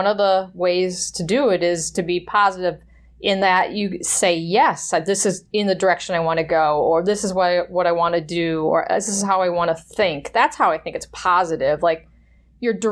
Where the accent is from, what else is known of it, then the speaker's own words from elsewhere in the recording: Wisconsin, United States; I grew up in Wisconsin